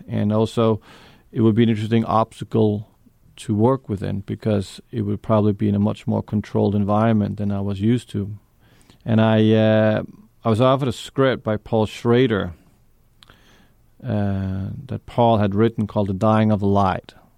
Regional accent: New York, United States; also born or lived in Denmark; I grew up in New York with my mother and my stepfather

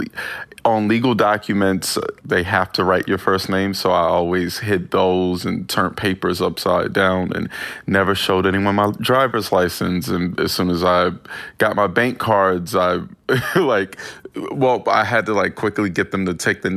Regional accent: Winston-Salem, North Carolina, United States

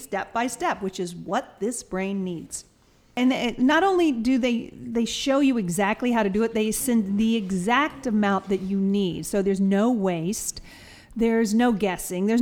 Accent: the South, United States; moved away; I'm from the South

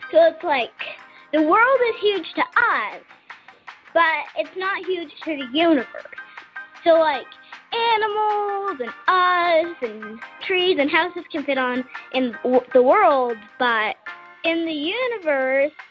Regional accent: Vista, California, United States; from Vista, California.

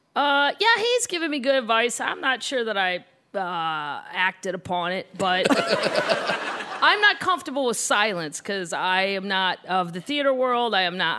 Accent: St. Louis, Missouri, United States; Growing up in St. Louis

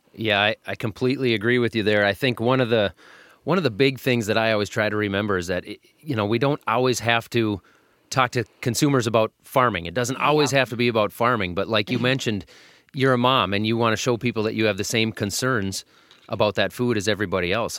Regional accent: Minnesota, United States; I'm from Minnesota. We're sitting in Minnesota.

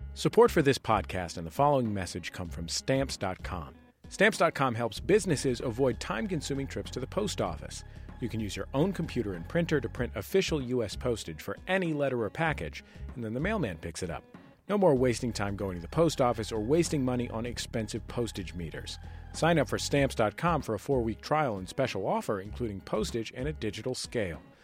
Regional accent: California, United States; I'm from, I'm from California. I'm not from Vermont.

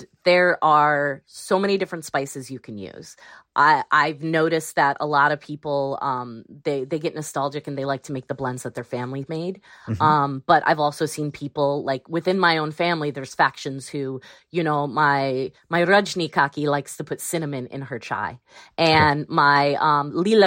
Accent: Illinois, United States; I grew up dealing with a lot of racism, being an Indian American, a Gujarati American living in Illinois

